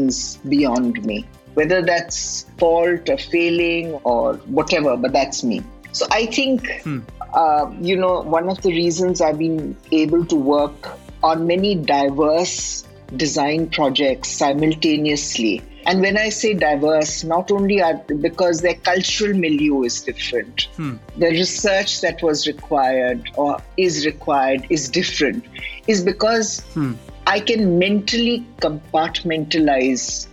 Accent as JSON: {"language": "English", "town": "Lucknow", "region": "Uttar Pradesh", "country": "India", "tie": "born or raised there", "also_born_or_lived": "Lahore, Pakistan", "said": "I grew up in a city like Lucknow, although I was born in Lahore"}